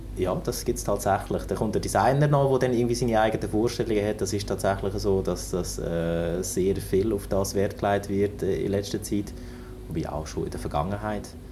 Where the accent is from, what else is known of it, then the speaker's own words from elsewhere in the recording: Germany; moved away as an adult; now in Lucerne, Switzerland; ich komme eben aus dem Norden. Ich bin, bin ein Nordmensch und eben auch in der Nähe von Hamburg aufgewachsen, an der Küste